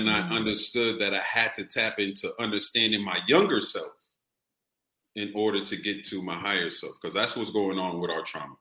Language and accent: English; Boston, Massachusetts, United States; moved away as an adult; also born or lived in California; I kept going back and forth to California and Boston. But Boston raised me.